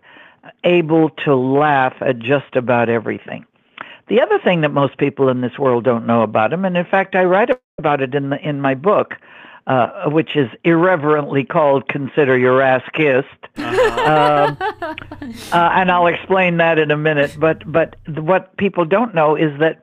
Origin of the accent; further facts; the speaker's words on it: Montreal, Quebec, Canada; moved away; I was, you know, born in Montreal, Canada